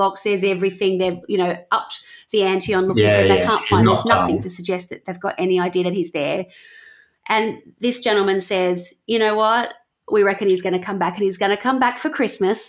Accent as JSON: {"language": "English", "town": "Wollongong", "region": "New South Wales", "country": "Australia", "tie": "born or raised there", "said": "growing up in Wollongong, we had the Bulleye Rave Fest"}